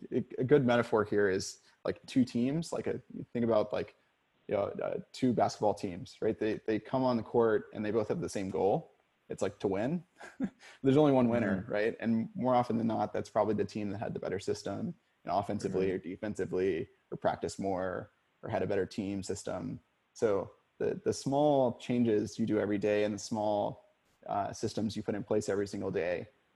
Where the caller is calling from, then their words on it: Portland, Oregon, United States; And I'm calling from Portland, so this is ever true for me right now.